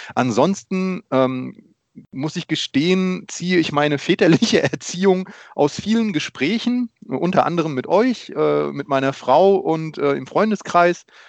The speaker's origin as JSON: {"language": "German", "country": "Germany", "tie": "born or raised there", "also_born_or_lived": "Poland", "said": "ich bin geboren in Polen und ähm, danach, äh, nach meinem ersten Geburtstag, sind meine Eltern nach Deutschland gekommen"}